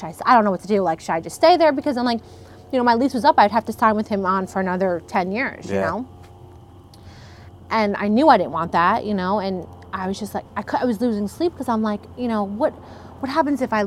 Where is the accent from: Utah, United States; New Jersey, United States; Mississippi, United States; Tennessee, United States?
New Jersey, United States; Brick; also born or lived in Italy; growing up in Brick